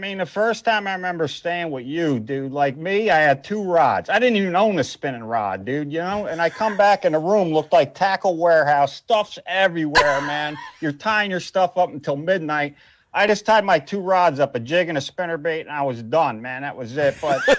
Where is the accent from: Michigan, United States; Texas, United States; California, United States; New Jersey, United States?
New Jersey, United States; we're from Jersey, dude.